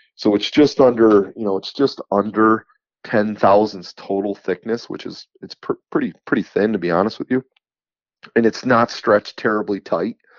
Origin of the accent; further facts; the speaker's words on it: New York, United States; I'm from New York